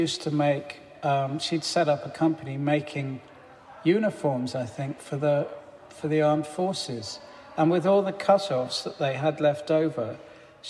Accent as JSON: {"language": "English", "town": "Farnham Common", "region": "South East England", "country": "United Kingdom", "tie": "born or raised there", "said": "when I was growing up in Farnham Common"}